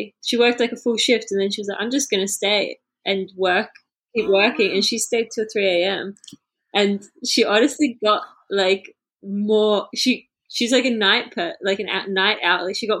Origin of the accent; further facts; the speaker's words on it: Melbourne, Victoria, Australia; now in Edinburgh, United Kingdom; I'm from Melbourne and it's such a bigger city